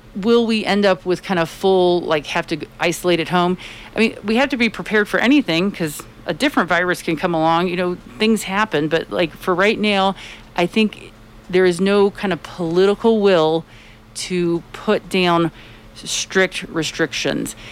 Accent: Tampa, Florida, United States; now in Colorado, United States; I am from Florida and it's I'm from Tampa, Florida

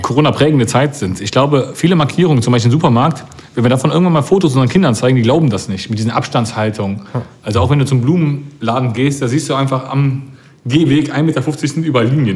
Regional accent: Cologne, North Rhine-Westphalia, Germany; ich bin als Kölner auch FC-Fan

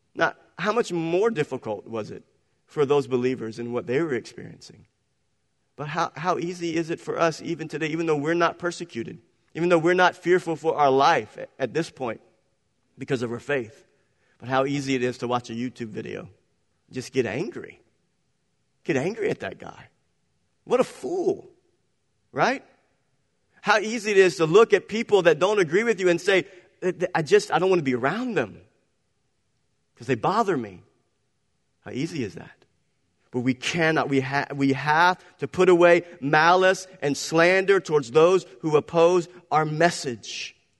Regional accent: Cajun, Louisiana, United States; I'm a Cajun.

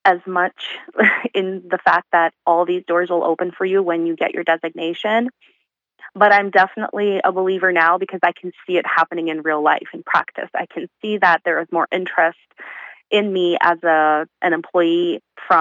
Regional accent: Thailand; moved away as an adult; also born or lived in Uzbekistan; now in Canada; I was born in Uzbekistan. I was born the year after, or actually some people say the year that the Soviet Union collapsed. So technically I was born in the USSR, which is a union that no longer exists. And then I moved to Thailand when I was around 7 years old

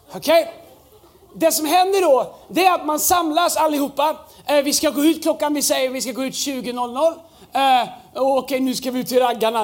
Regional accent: Tidaholm, Västra Götaland, Sweden; när jag växte upp där så, så, så fanns liksom Pingstkyrkan, den fantastiska kyrkan, röd tegelbyggnad. Där var Gud. Här ute i Tidaholm så var alla andra.

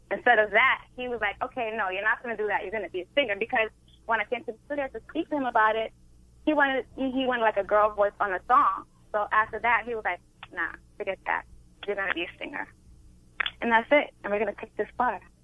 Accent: Brooklyn, New York, United States; I'm from a place called Brooklyn

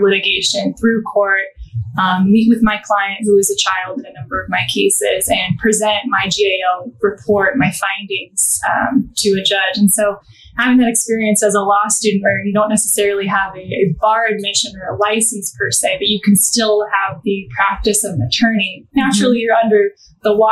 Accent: Scottsdale, Arizona, United States; moved away as an adult; now in Chicago, United States; So I am from Scottsdale, Arizona originally, and I moved to Chicago to pursue law school

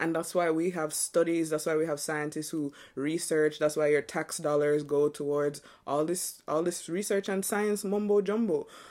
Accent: New York, United States; I'm from New York, B.

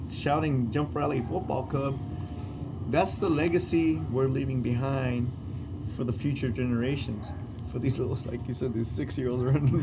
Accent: Los Angeles, California, United States; down the street from uh, where I was born, bro. I was born in Hoover Hospital.

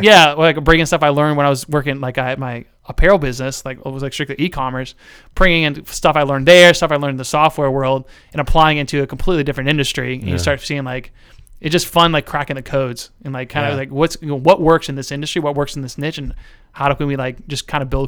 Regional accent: Ohio, United States; also born or lived in New Jersey / Washington, D.C.; Yeah, from like Lincoln County right here in Central Ohio.

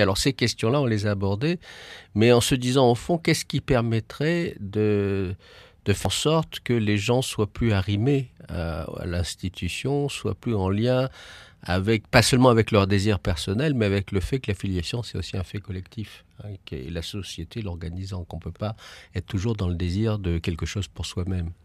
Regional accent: Paris, Île-de-France, France; je suis parisien

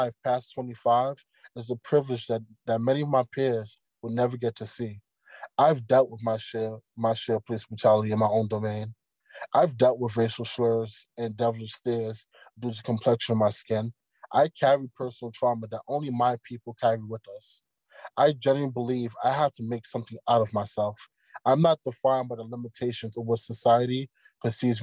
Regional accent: New York City, New York, United States; growing up in Brooklyn, New York

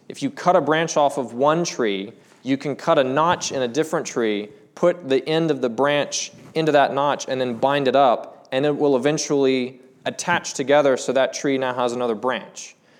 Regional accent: Charlotte, North Carolina, United States; now in Black Mountain, United States; I'm from Charlotte.

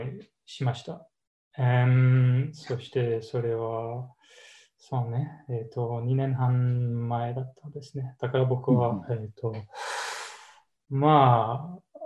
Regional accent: Canada; Japanese is a second language; moved away as an adult; also born or lived in United States; now in Japan; 出身はカナダ

